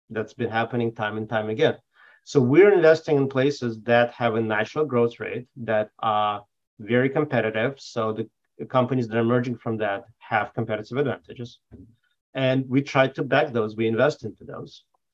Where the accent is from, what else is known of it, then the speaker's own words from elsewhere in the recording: Belarus; born there; So I was born in Belarus